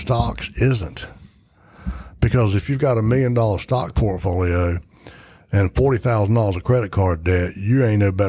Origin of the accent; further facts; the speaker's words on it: Edgecombe County, North Carolina, United States; I am a redneck from Edgecombe County.